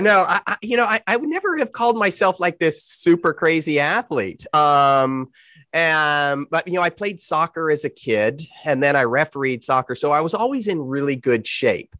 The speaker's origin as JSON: {"language": "English", "region": "California", "country": "United States", "said": "I'm from California"}